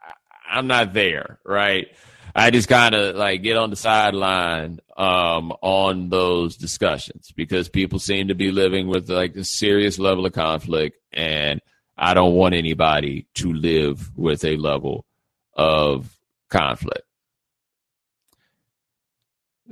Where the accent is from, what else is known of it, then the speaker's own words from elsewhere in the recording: Houston, Texas, United States; I am from Houston